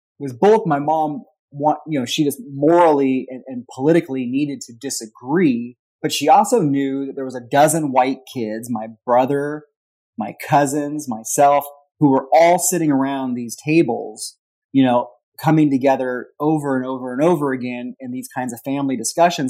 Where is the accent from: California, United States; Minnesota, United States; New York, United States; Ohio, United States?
California, United States; Whittier; now in Louisville, United States; I grew up in Whittier, California, which is part of Los Angeles County